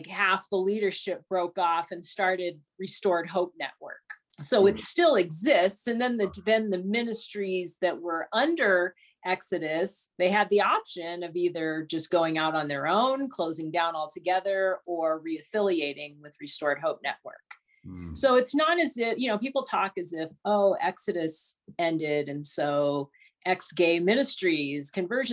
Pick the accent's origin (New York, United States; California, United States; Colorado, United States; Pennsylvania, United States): California, United States; Southern; I'm from Southern California